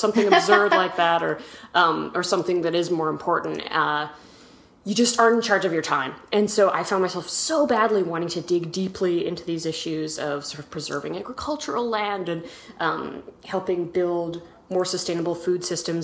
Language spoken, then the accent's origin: English; Edmonton, Alberta, Canada; moved away as an adult; also born or lived in New York; I grew up in Canada, in Edmonton, Alberta, which is out west